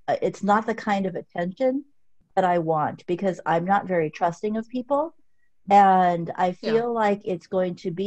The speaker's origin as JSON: {"language": "English", "region": "Southern California", "country": "United States", "moved": "yes", "lives_now": "Texas, United States", "said": "I'm from SoCal"}